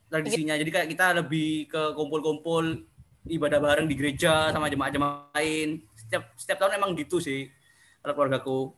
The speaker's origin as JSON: {"language": "Indonesian", "town": "Probolinggo", "region": "East Java", "country": "Indonesia", "said": "Oh ya, sorry lupa. Aku dari Probolinggo, guys."}